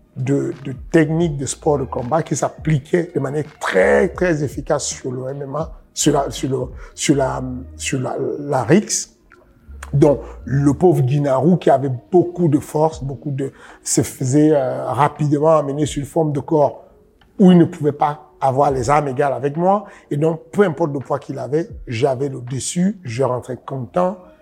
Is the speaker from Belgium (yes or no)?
no; Cameroon; je suis né au Cameroun